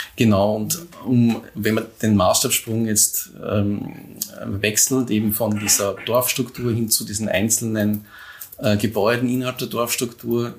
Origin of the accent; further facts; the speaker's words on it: Neusiedl am See, Burgenland, Austria; ich äh, in Neusiedl am See aufgewachsen bin